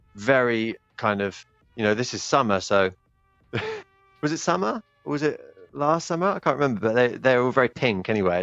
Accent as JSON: {"language": "English", "country": "United Kingdom", "also_born_or_lived": "Japan", "lives_now": "Manchester, United Kingdom", "said": "as a British guy who has uh, lived abroad for a significant amount of time"}